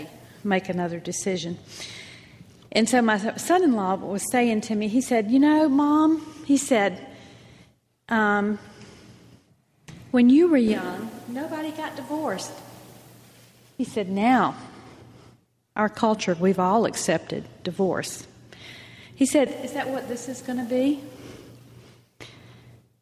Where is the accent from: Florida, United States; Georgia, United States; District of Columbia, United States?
Georgia, United States; Atlanta; I'm from Atlanta